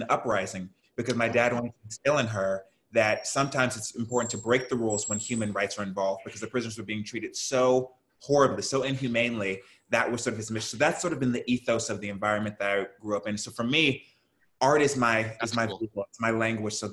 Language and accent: English; Houston, Texas, United States; And I grew up in Houston, Texas, so I'm a Southern yeah. boy.